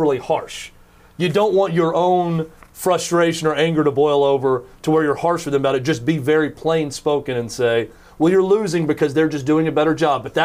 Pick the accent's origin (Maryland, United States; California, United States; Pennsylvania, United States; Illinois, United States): Pennsylvania, United States; Mount Joy; I grew up in Mount Joy Little League